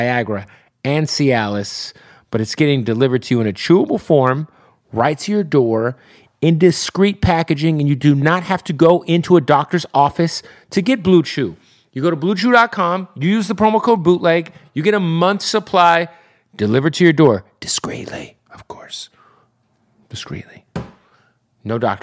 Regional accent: Phoenix, Arizona, United States; Phoenix, Arizona, my hometown

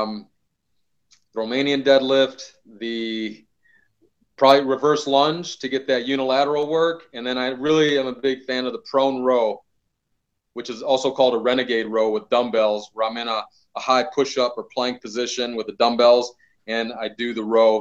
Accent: Midwest, United States; I'm from the Midwest. I grew up in a hard working household.

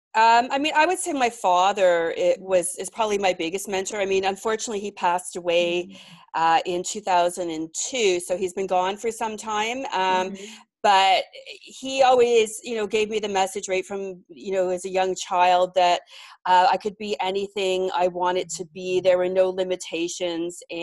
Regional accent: Mississauga, Ontario, Canada; now in Toronto, Canada; I grew up in a suburb of Toronto, called Mississauga

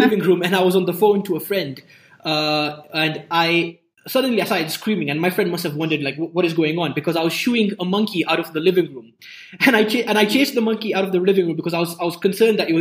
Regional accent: Nairobi, Kenya; I grew up in Nairobi. I grew up near Nairobi National Park.

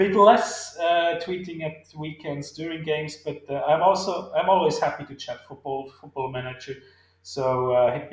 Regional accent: Switzerland; my home country

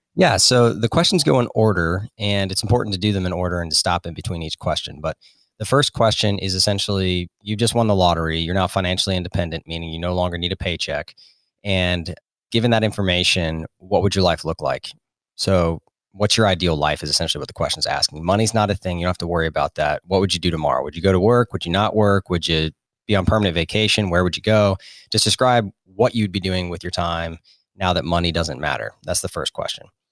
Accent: Florida, United States; moved away as an adult; also born or lived in South Carolina / North Carolina; I grew up in Florida and then, uh, went to college in South Carolina

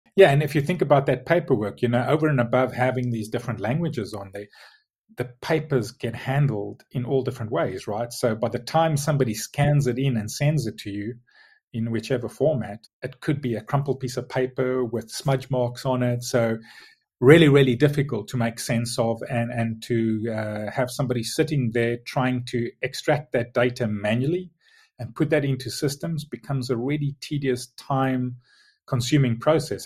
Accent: South Africa; moved away as an adult; now in Tunbridge Wells, United Kingdom; born and, and lived and grew up in South Africa, hence, hence the strange accent

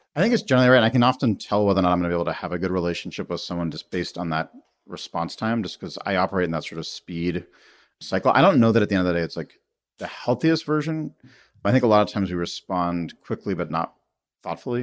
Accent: United States; being an American

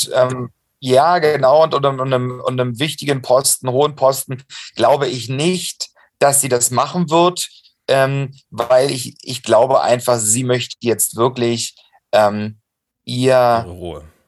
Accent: Saxony, Germany; moved away; mit meiner Cousine in Dresden zu feiern, in meinem Heimatbundesland

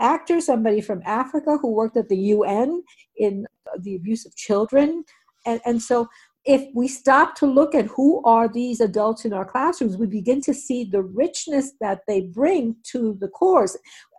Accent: Puerto Rico; born there; I was born in Puerto Rico. Most of my friends when I was growing up were Jewish.

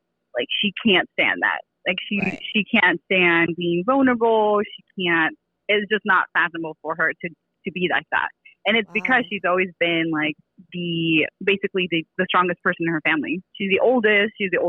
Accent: California, United States; I am from Coachella Valley. So my family is from Coachella.

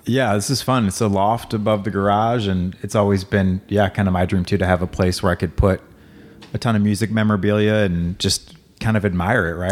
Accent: Hazelwood, Missouri, United States; also born or lived in Waco, Texas / Saint Charles, Missouri; I was born in Waco, grew up, uh, from the time I was like two to, through high school in Hazelwood

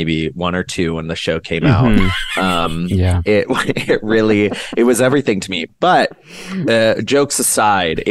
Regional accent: Maryland, United States; also born or lived in Washington, D.C.; I grew up in the D.C. area. I grew up in Maryland, but I went to my school was in D.C.

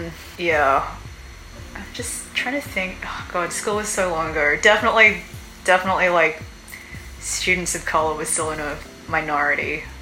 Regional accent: Sydney, New South Wales, Australia; moved away as an adult; also born or lived in South Korea; now in Seoul, South Korea; Yeah, it was all right growing up in Sydney. I grew up on Sydney's North Shore, which is like a fairly quite affluent area. And I also went to a private school.

